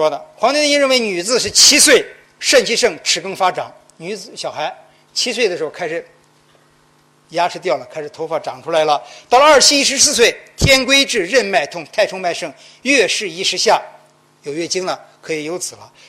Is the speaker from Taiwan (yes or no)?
no; China; 我们中国人绝中国，我们中国男人绝对不会像广告上写的